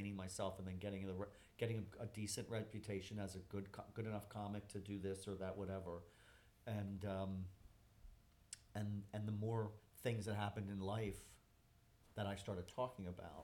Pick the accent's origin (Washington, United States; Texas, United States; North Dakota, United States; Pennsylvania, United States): Pennsylvania, United States; Philadelphia; also born or lived in New York; I grew up in Center City, Philadelphia